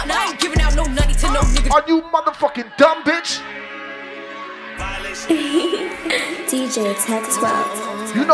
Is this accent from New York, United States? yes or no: yes; New York, United States; I ain't gonna hold you, I'm not from Bronx, my nigga. Uh, I was forward into Uptown Bronx. Yeah. I come from Westchester, New York, Shout out to Westchester